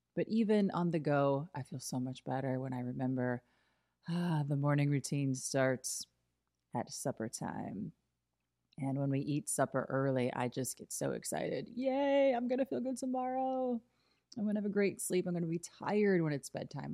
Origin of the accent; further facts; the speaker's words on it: Illinois, United States; moved away as an adult; also born or lived in New York; growing up in Illinois